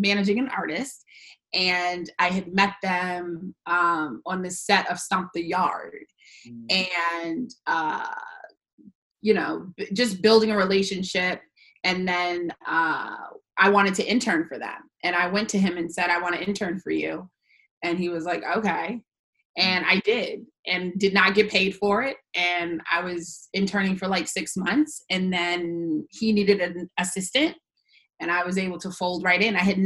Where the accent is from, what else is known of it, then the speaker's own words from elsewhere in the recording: West Bloomfield, Michigan, United States; I am from West Bloomfield, Michigan, born and raised